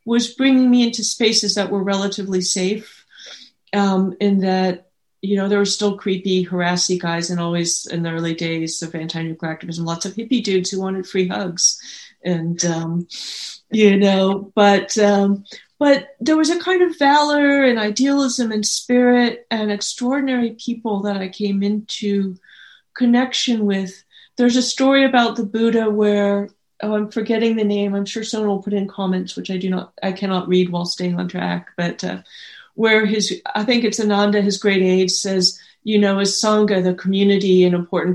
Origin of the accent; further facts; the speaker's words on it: the Bay Area, California, United States; I grew up in the Bay Area